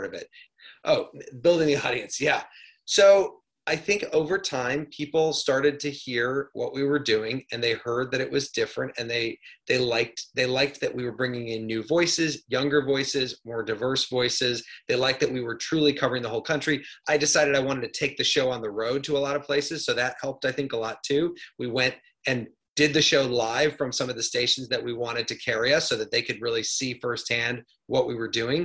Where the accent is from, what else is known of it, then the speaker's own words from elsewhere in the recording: Midwest, United States; moved away; I grew up in the Midwest